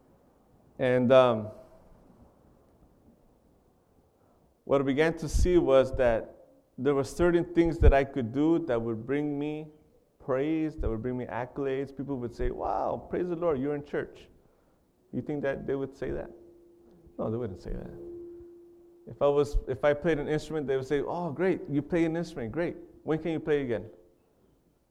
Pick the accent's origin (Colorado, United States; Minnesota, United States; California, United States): California, United States; Carlsbad; I grew up in a city called Carlsbad in California. I was born and raised in California